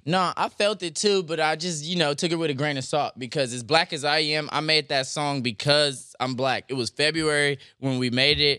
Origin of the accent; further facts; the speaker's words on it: Compton, California, United States; also born or lived in Santa Monica / Venice / North Hollywood / Silver Lake; I was raised in Compton